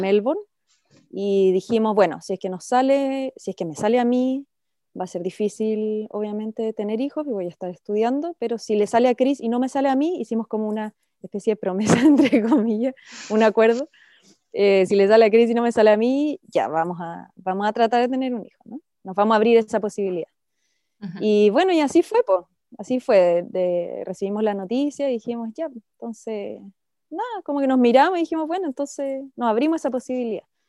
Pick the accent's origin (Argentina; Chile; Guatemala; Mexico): Chile; moved away as an adult; now in Australia; yo emigré fuera de Chile hace casi nueve años, nos vinimos a Australia a probar suerte